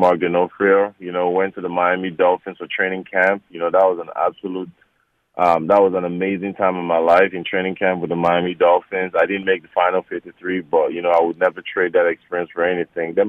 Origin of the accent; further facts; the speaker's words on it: Nigeria; moved away; growing up in Nigeria, you know, your parents don't care about sports